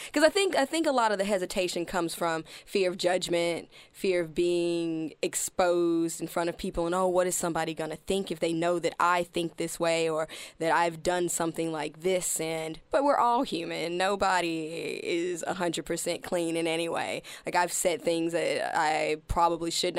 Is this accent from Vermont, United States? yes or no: no; Alabama, United States; also born or lived in Arizona / Colorado; now in Melbourne, Australia; I grew up in Alabama